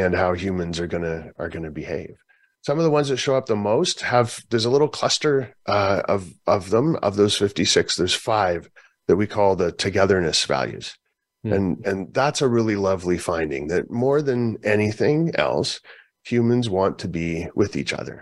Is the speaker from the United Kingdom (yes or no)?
no; Canada; I'm from Canada.